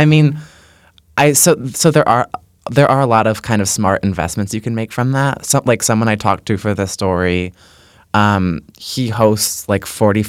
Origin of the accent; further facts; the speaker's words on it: Connecticut, United States; I'm from Connecticut